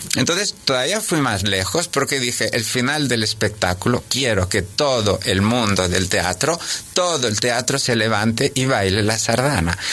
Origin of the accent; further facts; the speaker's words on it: Sabadell, Catalonia, Spain; moved away as an adult; also born or lived in Cannes / Madrid / Zaragoza / Monte Carlo; donde has estudiado, donde, bueno, has pasado toda tu infancia, porque yo la pasé aquí cerca